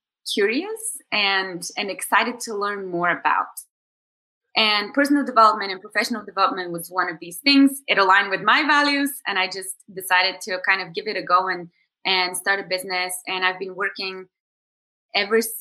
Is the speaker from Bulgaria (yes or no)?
yes; Bulgaria; moved away as an adult; also born or lived in New York, United States; I am originally from Bulgaria and I'm here now for the summer